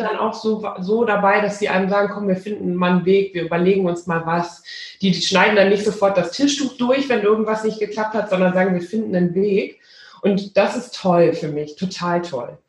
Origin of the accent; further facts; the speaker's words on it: Rhineland, Germany; now in Bielefeld, Germany; Ich bin ja zu allem Überfluss auch noch zur Hälfte, wenn ich ganz Rheinländerin, also ich bin im Rheinland geboren